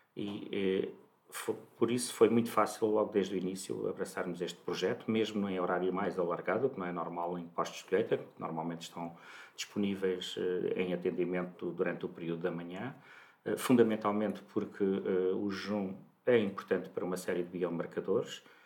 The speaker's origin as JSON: {"language": "Portuguese", "town": "Santarém", "region": "Santarém District", "country": "Portugal", "tie": "born or raised there", "moved": "as an adult", "lives_now": "Lisbon, Portugal", "said": "eu nasci em Santarém"}